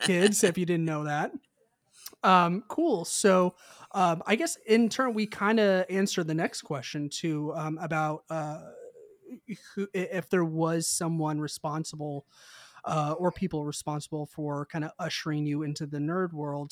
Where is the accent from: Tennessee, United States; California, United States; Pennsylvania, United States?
Tennessee, United States; Mount Juliet; I grew up in the Mount Juliet area